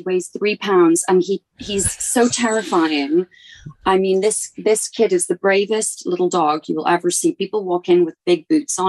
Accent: Edinburgh, Scotland, United Kingdom; now in Los Angeles, United States; I grew up in Edinburgh

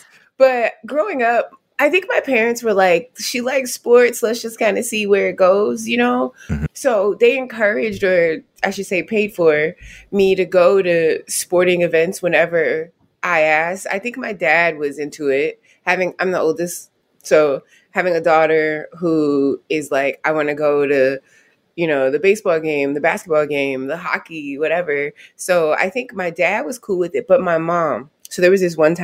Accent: Youngstown, Ohio, United States; also born or lived in Maryland; I was born in Maryland. Lived in a couple of states over off the Atlantic, and then we moved to Ohio in the early 90s. Grew up in Youngstown

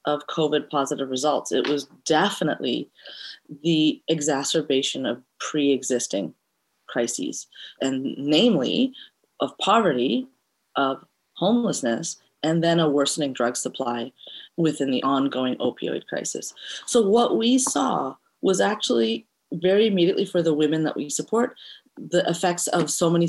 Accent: Montreal, Quebec, Canada; also born or lived in Eritrea; now in Vancouver, Canada; We are from Eritrea, which is in East Africa, and I was raised in Montreal and now make Vancouver my home

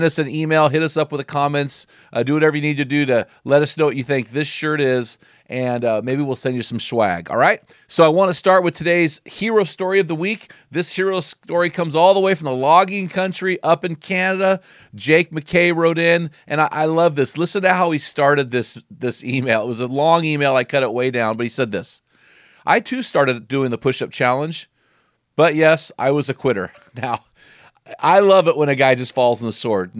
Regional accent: McMinnville, Oregon, United States; my hometown, McMinnville, Oregon

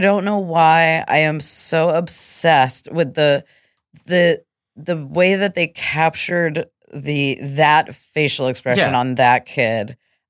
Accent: France; I also growing up in France, was very drawn.

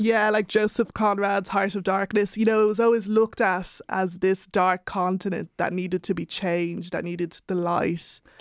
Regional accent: Ireland; being of Nigerian heritage and growing up in Ireland

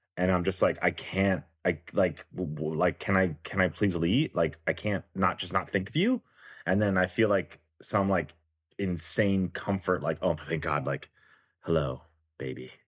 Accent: Richmond, Virginia, United States; now in Los Angeles, United States; I grew up in Virginia

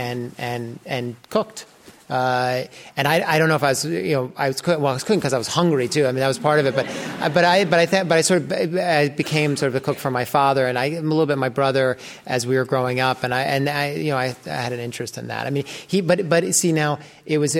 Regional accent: New York City, New York, United States; also born or lived in Great Barrington, Massachusetts; I grew up in New York City

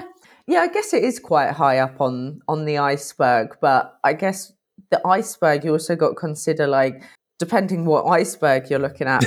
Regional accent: United Kingdom; I'm British

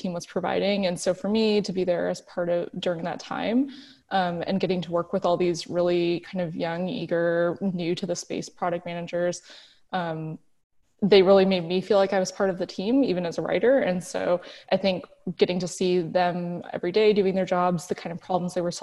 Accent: Seattle, Washington, United States; moved away as an adult; also born or lived in San Francisco; now in Berlin, Germany; I'm born and raised in Seattle.

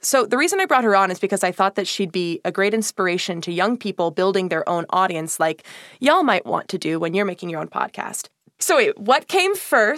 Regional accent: Monmouth County, New Jersey, United States; we grew up in Monmouth County together

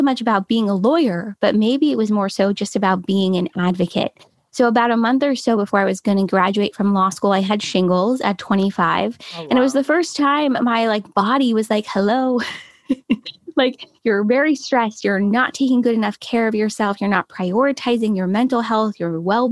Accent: Los Angeles, California, United States; I'm from Los Angeles, California. Born and raised. I've been here my whole life

